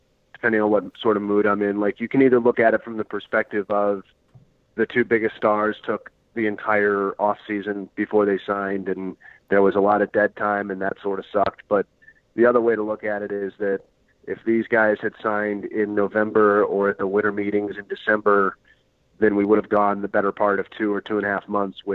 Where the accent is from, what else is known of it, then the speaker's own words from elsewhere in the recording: outside of Philadelphia, Pennsylvania, United States; moved away; I grew up outside of Philadelphia. I've lived kind of all over the country at different points